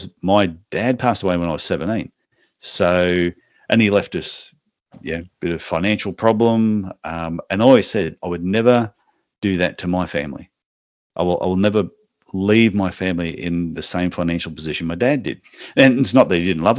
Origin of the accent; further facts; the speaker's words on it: Gold Coast, Queensland, Australia; moved away as an adult; now in Cairns, Australia; I grew up like on the Gold Coast sort of area